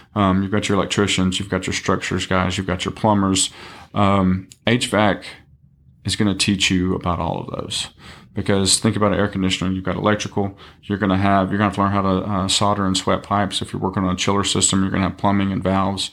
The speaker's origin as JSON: {"language": "English", "region": "East Texas", "country": "United States", "tie": "born or raised there", "said": "originally from East Texas, um, Tyler, Longview, Kilgore area. Um, grew up there all my life"}